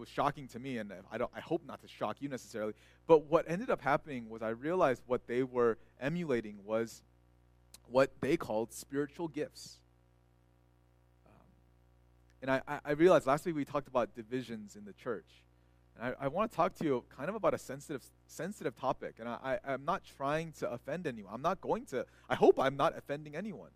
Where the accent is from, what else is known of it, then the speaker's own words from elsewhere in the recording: California, United States; moved away; also born or lived in Texas; they're Korean Americans like I was, and I grew up in California